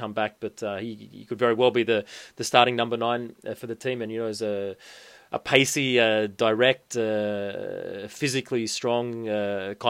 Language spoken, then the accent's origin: English; Central Coast, New South Wales, Australia; my hometown club, the Central Coast Mariners